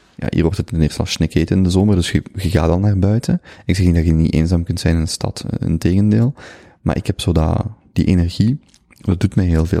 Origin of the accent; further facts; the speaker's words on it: Flanders, Belgium; moved away as an adult; also born or lived in Vienna / Germany / Brazil; ik voel mij Vlaming